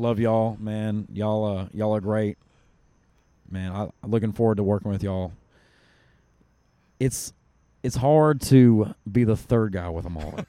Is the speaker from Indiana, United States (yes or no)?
no; Kentucky, United States; I grew up in Kentucky.